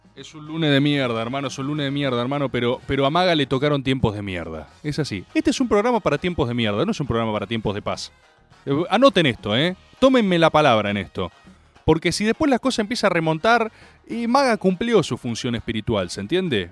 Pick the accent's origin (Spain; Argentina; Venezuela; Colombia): Argentina